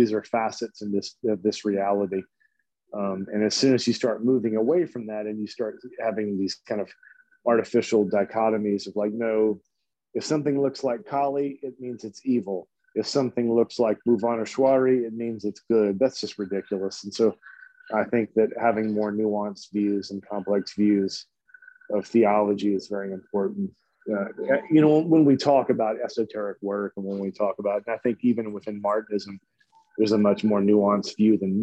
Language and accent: English; Louisiana, United States; moved away; also born or lived in Texas; I grew up in Louisiana, so it was just so hot and so humid